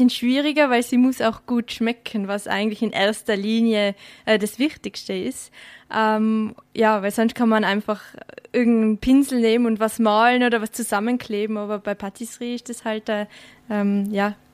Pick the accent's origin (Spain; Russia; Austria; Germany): Austria; Tyrol; In Tirol. Mhm. Genau, also habe eigentlich ähm, bin in die Schule gegangen in Tirol, äh, aber die ganzen Sommerferien habe ich in Frankreich bei meiner Oma und mit meiner Familie gemeinsam verbracht.